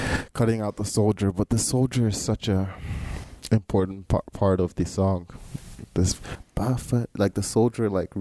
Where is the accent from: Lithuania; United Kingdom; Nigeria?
Nigeria; moved away as an adult; now in United States; I grew up in Nigeria, and I went to boarding school at the age of 10